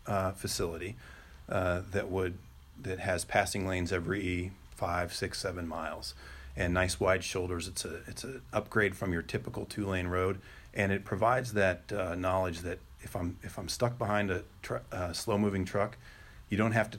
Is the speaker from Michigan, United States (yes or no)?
no; Kansas, United States; now in Nebraska, United States; I came from Kansas. We've got a few of them there.